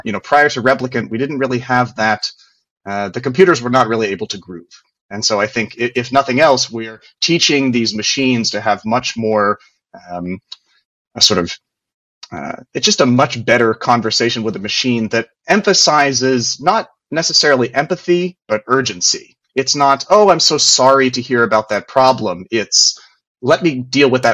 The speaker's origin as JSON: {"language": "English", "region": "West Virginia", "country": "United States", "said": "I'm from West Virginia"}